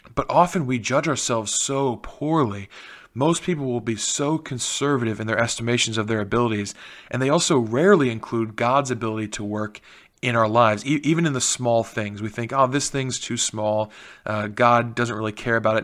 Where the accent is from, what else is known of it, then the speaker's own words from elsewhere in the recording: Canal Winchester, Ohio, United States; the mayor of Canal Winchester, which is my hometown